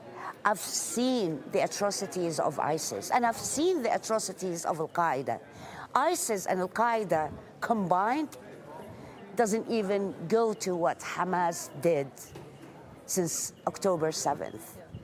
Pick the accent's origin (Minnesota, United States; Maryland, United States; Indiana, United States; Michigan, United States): Minnesota, United States; I came from Minnesota. Basically, it's ground zero for anti-Semitism.